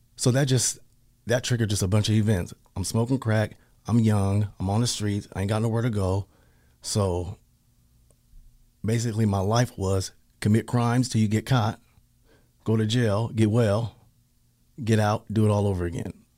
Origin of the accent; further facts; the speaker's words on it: Pasadena, California, United States; moved away; also born or lived in Portland, Oregon; I'm from Pasadena